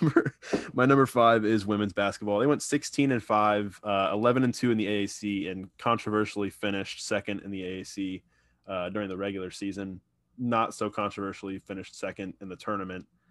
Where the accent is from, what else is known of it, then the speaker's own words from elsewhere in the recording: Tampa, Florida, United States; moved away as an adult; also born or lived in Orlando; I am moving back from Orlando, back to Tampa. It's my hometown